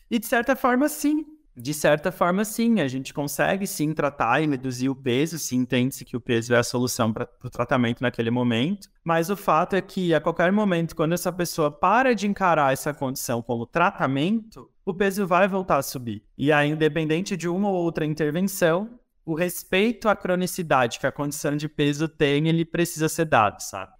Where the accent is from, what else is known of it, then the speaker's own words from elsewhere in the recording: interior of Santa Catarina, Brazil; now in Florianópolis, Brazil; sou do interior de Santa Catarina, mas hoje tenho a minha sede mais fixa, que não é propriamente fixa, é Florianópolis